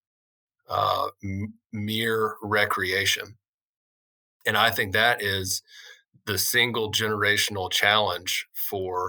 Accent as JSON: {"language": "English", "region": "Arkansas", "country": "United States", "tie": "born or raised there", "moved": "as an adult", "said": "I grew up in very rural Arkansas, grew up hunting and fishing"}